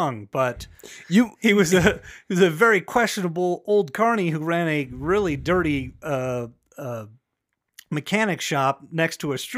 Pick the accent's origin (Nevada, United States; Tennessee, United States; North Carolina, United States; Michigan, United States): Nevada, United States; Las Vegas; I go, Las Vegas. But people from Vegas, when they go, what part of town are you from? I say, I grew up on the east side of Boulder Highway